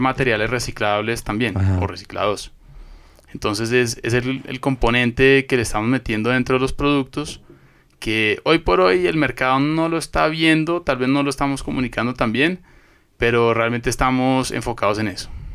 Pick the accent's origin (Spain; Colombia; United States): Colombia; moved away as an adult; now in Ecuador; soy colombiano, eh, llevo viviendo acá en Ecuador desde hace ya casi